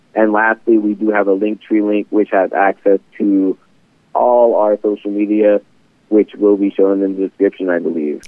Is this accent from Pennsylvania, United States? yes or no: yes; Philadelphia, Pennsylvania, United States; moved away as an adult; now in Gilbert, United States; originally, I am a Philadelphia native. I am from the East Coast myself, but um, I moved over um, to Arizona for college